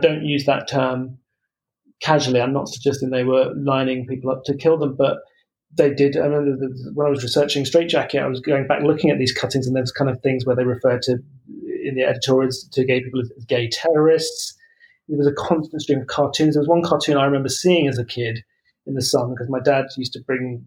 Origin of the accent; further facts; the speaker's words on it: Croydon, London, United Kingdom; I was born in South London and kind of grew up near Croydon